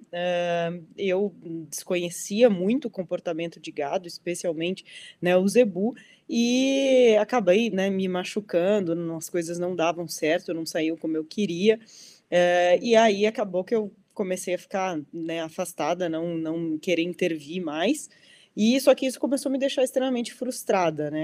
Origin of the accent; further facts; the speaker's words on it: Dom Pedrito, Rio Grande do Sul, Brazil; now in Mato Grosso do Sul, Brazil; Eu sou conterrânea aí, sou de Dom Pedrito, no Rio Grande do Sul